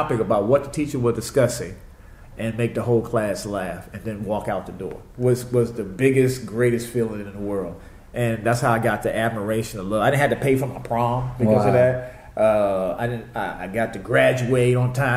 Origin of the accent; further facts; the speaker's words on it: Washington, District of Columbia, United States; I'm from Washington, D.C.